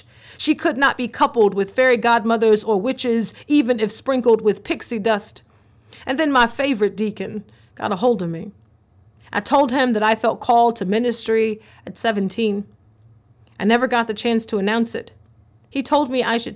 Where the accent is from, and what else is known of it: the South, United States; born or raised there